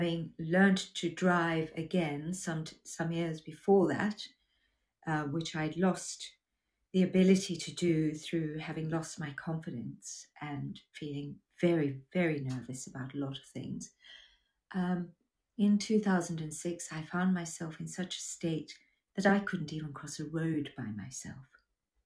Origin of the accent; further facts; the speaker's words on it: South Africa; moved away as an adult; also born or lived in United Kingdom / Australia; growing up in South Africa during the apartheid era